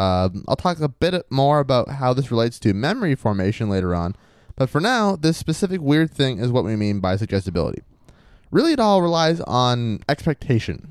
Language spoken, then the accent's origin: English; Maine, United States; I was from Maine